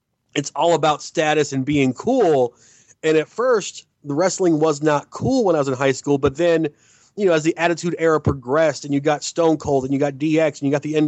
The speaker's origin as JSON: {"language": "English", "region": "the South", "country": "United States", "tie": "born or raised there", "said": "Growing up in the South, I was always a big NWA and then WCW fan"}